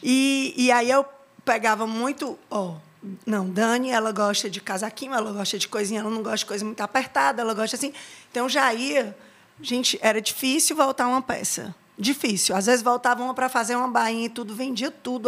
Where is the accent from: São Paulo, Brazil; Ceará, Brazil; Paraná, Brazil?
Ceará, Brazil; moved away as an adult; now in Salvador, Brazil; do Ceará